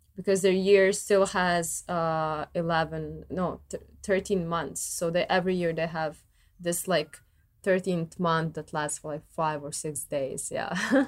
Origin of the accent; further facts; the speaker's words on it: Zagreb, City of Zagreb, Croatia; my dad is Ethiopian and I'm Croatian, born and raised